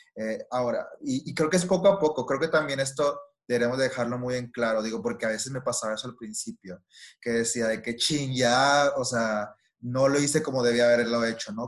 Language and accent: Spanish; Monterrey, Nuevo León, Mexico; soy regia